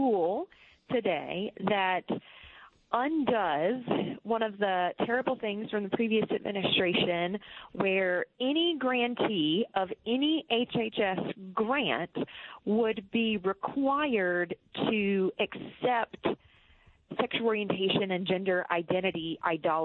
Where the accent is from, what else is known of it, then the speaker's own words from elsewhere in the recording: South Carolina, United States; my own home state of South Carolina